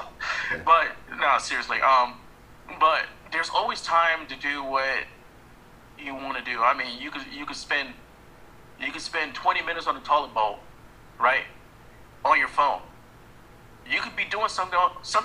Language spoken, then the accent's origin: English; New York, United States; I'm from New York, so my accent